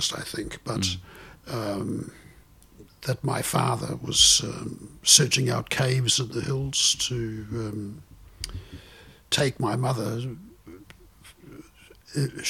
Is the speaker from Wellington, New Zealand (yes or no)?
no; Takaka, Tasman, New Zealand; moved away as an adult; also born or lived in Christchurch / Ottawa, Canada; I was born in Takaka in Golden Bay. And I grew up on a dairy farm.